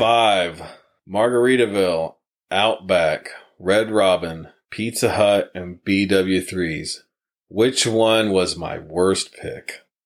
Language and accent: English; Wapakoneta, Ohio, United States; also born or lived in Lima, Ohio; now in Marysville, United States; the one back in our hometown, we're actually from Wapak, Ohio